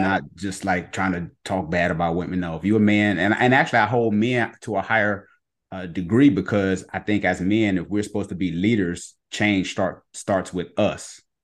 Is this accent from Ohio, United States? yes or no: yes; Ohio, United States; moved away; also born or lived in Cleveland; my old pastor back in Cleveland. I'm from Ohio